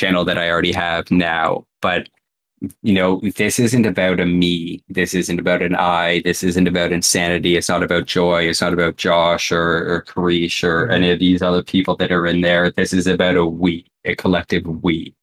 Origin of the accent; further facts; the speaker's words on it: Canada; I'm also Canadian